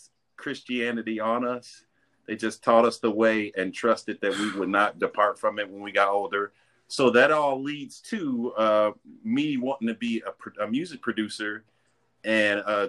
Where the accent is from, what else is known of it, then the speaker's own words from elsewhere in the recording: Maywood, Illinois, United States; I grew up in Maywood